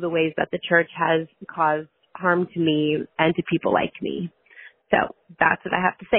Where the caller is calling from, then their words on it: Chicago suburbs, Illinois, United States; I'm calling from the Chicago suburbs.